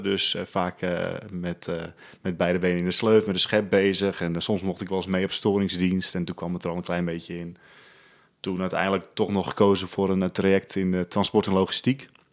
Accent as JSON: {"language": "Dutch", "town": "Spierdijk", "region": "North Holland", "country": "Netherlands", "tie": "born or raised there", "said": "Ik eh, ben geboren in eh, Spierdijk. Dat is een heel klein dorpje in de kop van Noord-Holland"}